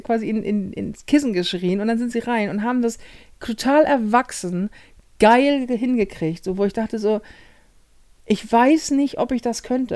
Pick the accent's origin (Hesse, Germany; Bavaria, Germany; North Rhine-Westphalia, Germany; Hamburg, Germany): Hamburg, Germany; ich Hamburger bin und als Hamburger sprichst